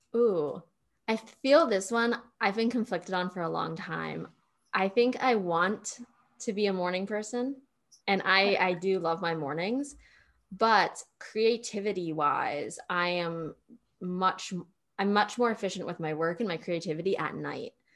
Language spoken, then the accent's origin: English; Pennsylvania, United States; now in Austin, United States; middle of nowhere, Pennsylvania